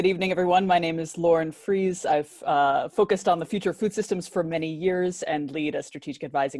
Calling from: California, United States; I'm joining you from California in the US.

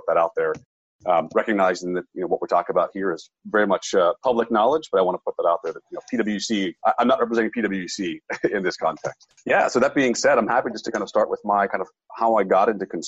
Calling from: Pittsburgh, Pennsylvania, United States; I'm calling in from southwestern Pennsylvania, Pittsburgh specifically.

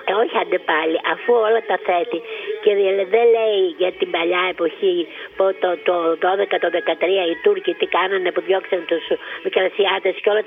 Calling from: Patras, Western Greece, Greece; είμαι η κυρία από την Πάτρα που εμίλησαμε.

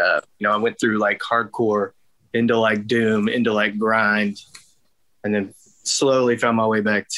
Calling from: Longview, Texas, United States; I'm home in Longview, Texas.

